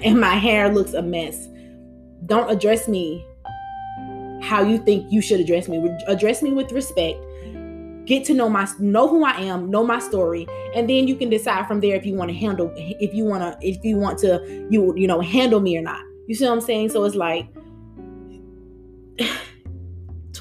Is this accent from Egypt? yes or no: no; United States; We're African Americans.